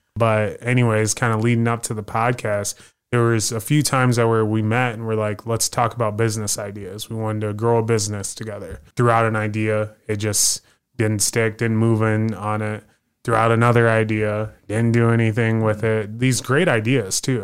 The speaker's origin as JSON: {"language": "English", "town": "Des Moines", "region": "Iowa", "country": "United States", "said": "Originally from Iowa"}